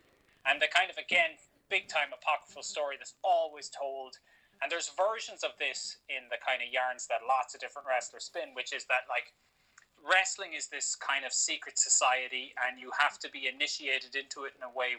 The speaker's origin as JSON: {"language": "English", "region": "Florida", "country": "United States", "tie": "born or raised there", "said": "I grew up in Florida, probably pretty damn Christian."}